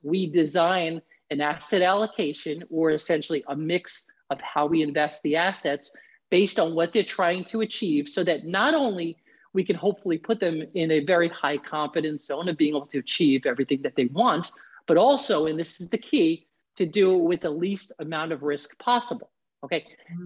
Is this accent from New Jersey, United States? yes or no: no; New York City, New York, United States; moved away as an adult; now in Florida, United States; I'm originally from the New York area, New York City